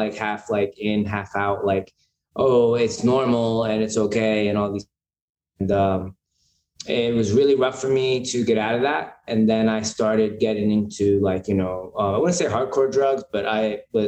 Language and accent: English; Pennsylvania, United States; moved away as an adult; also born or lived in Bronx, New York; now in New York, United States; So I was born in the Bronx. I lived in New York till I was like 5 or 6. I can't really remember. And then I moved to Pennsylvania during like that time, around 6 years old to like I was about 18 or 19.